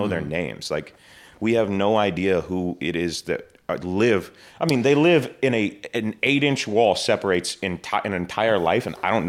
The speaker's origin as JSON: {"language": "English", "region": "Georgia", "country": "United States"}